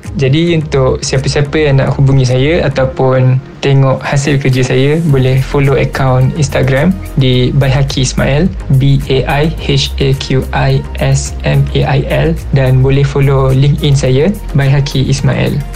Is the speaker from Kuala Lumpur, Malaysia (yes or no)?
yes; Kuala Lumpur, Malaysia; Saya berasal dari Ampang, Kuala Lumpur berumur 23 tahun